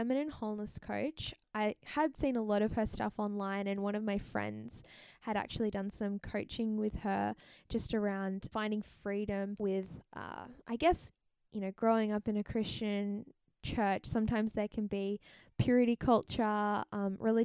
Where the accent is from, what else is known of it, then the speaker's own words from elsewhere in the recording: Pacific Northwest, United States; also born or lived in California; now in Portland, United States; So I am from the Pacific Northwest of the United States. So I was born in California, but now I live in Oregon, Portland, Oregon.